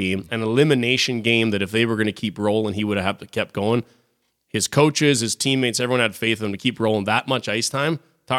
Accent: Regina, Saskatchewan, Canada; I got two buddies in the NHL. I grew up with in Regina.

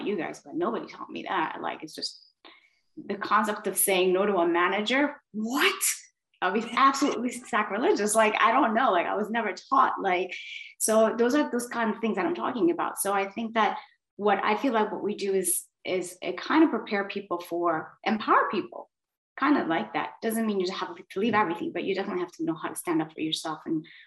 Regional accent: Miami, Florida, United States; moved away as an adult; also born or lived in south of Spain; now in Spain; I'm from Miami

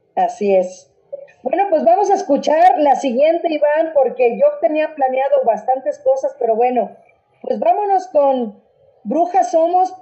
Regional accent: Mexico; nosotros como mexicanos

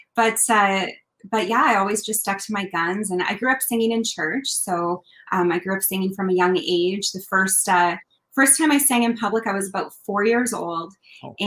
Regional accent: Kelowna, British Columbia, Canada; I grew up in a place called Kelowna, BC, in the Okanagan

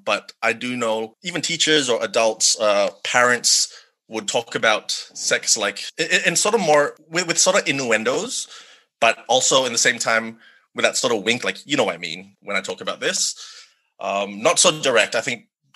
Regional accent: Sabah, Malaysia; moved away; growing up in Malaysia, the conversation was pretty much non-existent

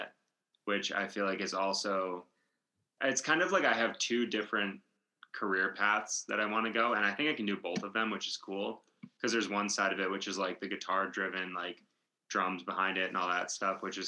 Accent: Michigan, United States; moved away; I'm from Michigan originally

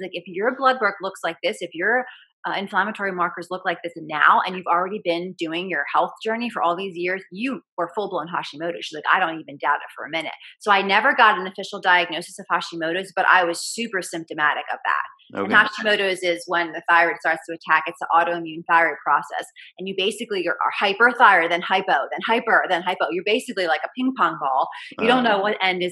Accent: New Jersey, United States; now in Des Moines, United States; we ended up moving back to my home state of New Jersey

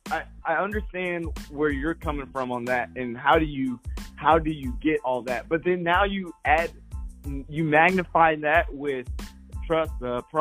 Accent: New Jersey, United States; And then now I'm, I'm from Jersey.

